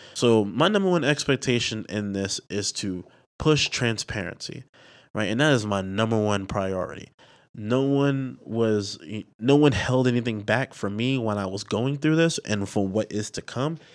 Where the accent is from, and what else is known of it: New York City, New York, United States; also born or lived in Delaware